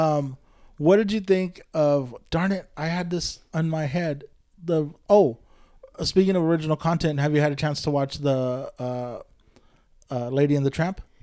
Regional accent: Bakersfield, California, United States; I grew up in Bakersfield

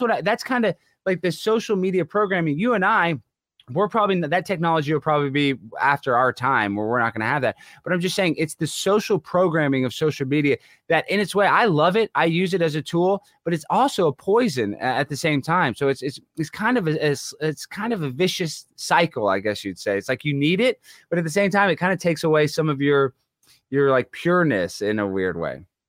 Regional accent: Dallas, Texas, United States; accent: twang; I'm from Dallas, Texas. I speak with a little bit of a twang

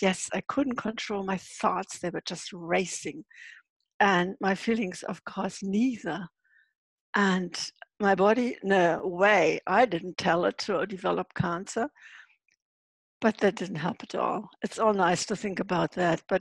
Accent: Hamburg, Germany; moved away as an adult; Yes, I'm from Germany, living in Hamburg. That's where I'm sitting right now as well. Actually, I don't always live in Hamburg half of the year. I live in a travel trailer.

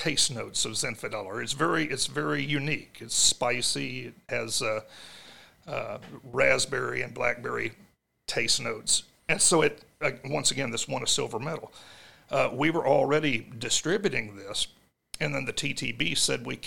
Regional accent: Jonesboro, Arkansas, United States; we're from Jonesboro, that is a dry county.

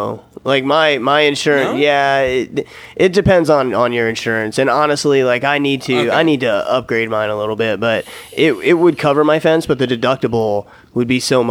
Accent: United States; I'm goddamn American.

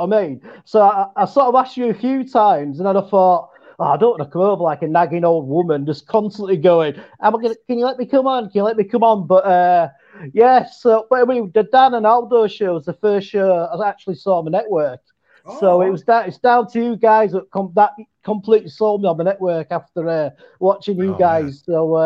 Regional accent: Yorkshire and the Humber, United Kingdom; accent: West Yorkshire; I'm from West Yorkshire

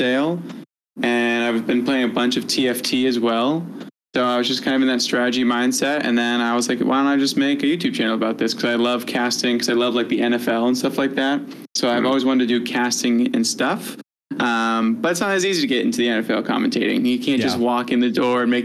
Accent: New England, United States; I'm born in New England

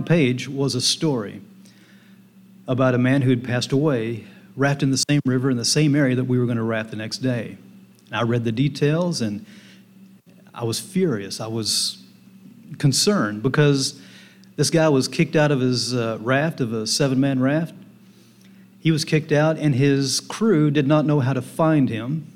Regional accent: Northwest Arkansas, United States; I grew up in Northwest Arkansas.

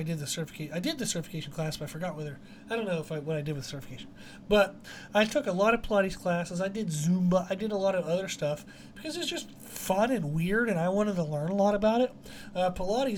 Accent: Pennsylvania, United States; we grew up in Pennsylvania and the backwoods of Pennsylvania

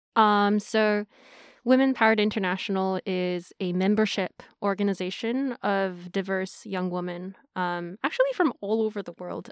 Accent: Tokyo, Japan; also born or lived in Hong Kong / United States; I'm Japanese from Tokyo. I grew up a little bit in Hong Kong, um, then after that in Japan.

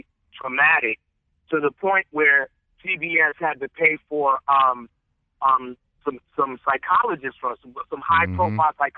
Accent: New York, United States; moved away as an adult; also born or lived in Los Angeles, California; I'm a dude from New York in the middle of South Central

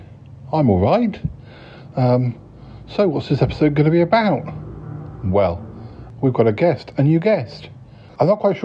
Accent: Salisbury, South West England, United Kingdom; moved away; when I come back to my parents, it's always good to have more friends in my hometown

